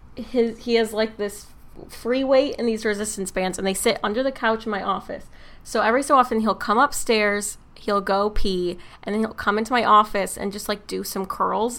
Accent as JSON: {"language": "English", "region": "Michigan", "country": "United States", "moved": "as an adult", "said": "I'm from Michigan. and just moved here a couple months ago"}